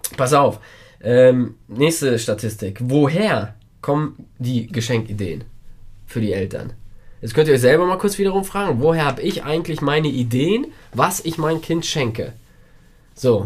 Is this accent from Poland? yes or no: yes; Poland